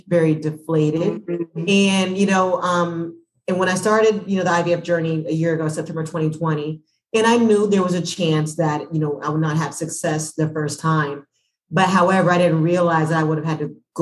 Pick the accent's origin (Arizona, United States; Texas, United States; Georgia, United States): Georgia, United States; Atlanta; I'm from Atlanta